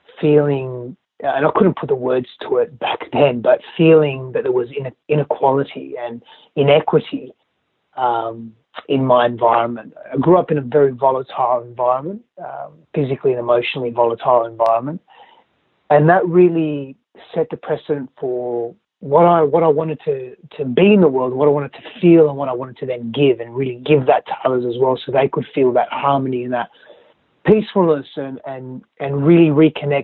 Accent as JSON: {"language": "English", "country": "Australia", "tie": "born or raised there", "also_born_or_lived": "Greece", "moved": "yes", "lives_now": "Southern California, United States", "said": "I was born in Australia and grew up in a little bit of Greece because my father's Greek, my mother's Italian, and in Australia as well."}